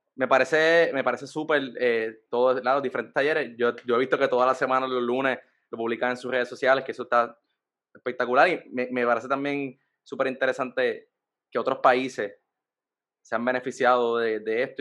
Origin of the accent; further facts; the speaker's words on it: San Juan, Puerto Rico; yo soy de San Juan, nacido y criado en San Juan